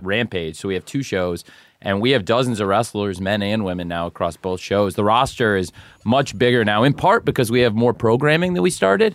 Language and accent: English; Champaign, Illinois, United States; moved away; I originally am from Champaign, Illinois